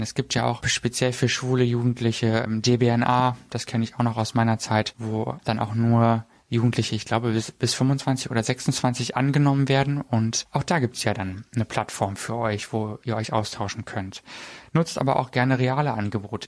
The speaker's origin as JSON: {"language": "German", "country": "Germany", "said": "in der Region, wo ich herkomme"}